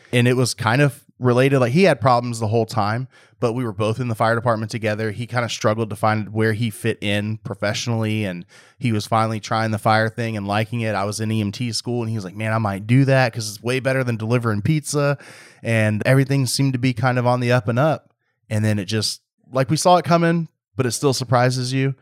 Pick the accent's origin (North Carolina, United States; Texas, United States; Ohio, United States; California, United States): Texas, United States; Waller County; growing up in Waller County, out there, all we had was E M S